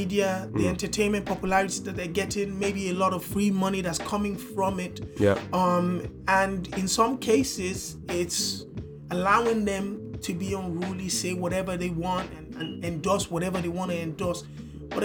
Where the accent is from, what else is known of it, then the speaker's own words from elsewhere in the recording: Nigeria; As a Nigerian working 24/7